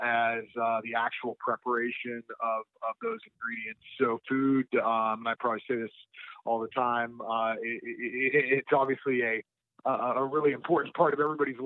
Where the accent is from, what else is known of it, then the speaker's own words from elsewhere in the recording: Youngstown, Ohio, United States; moved away as an adult; now in Maui, United States; I grew up in Youngstown, Ohio, northeastern part of the state, right outside of Youngstown, actually, in a small farm community called Liberty Township.